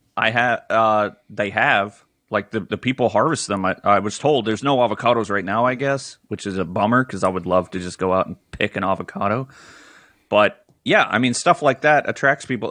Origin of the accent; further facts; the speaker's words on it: Pennsylvania, United States; also born or lived in Fremont, California; I'm from Pennsylvania, and I'll be going back soon.